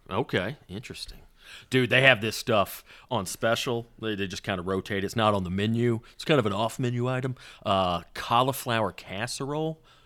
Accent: the South, United States; now in Los Angeles, United States; I grew up in the South

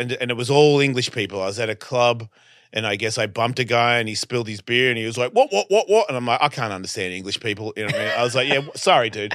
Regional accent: Australia; accent: Australian; moved away; I'm Australian

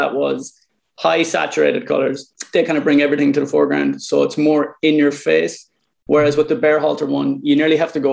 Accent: Ireland; also born or lived in New York; I was born in Ireland in 1987.

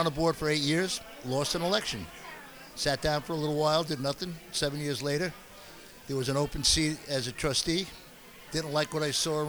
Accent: Patchogue, New York, United States; also born or lived in Middle Island; but I grew up in Patchogue.

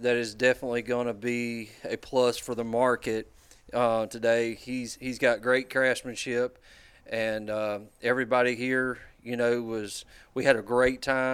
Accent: Laurel Hill, Florida, United States; I'm from Laurel Hill, Florida

